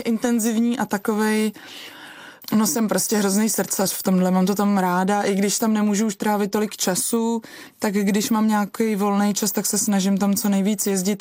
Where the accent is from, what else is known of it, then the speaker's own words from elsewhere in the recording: Czechia; now in Prague, Czech Republic; u nás doma v Krkonoších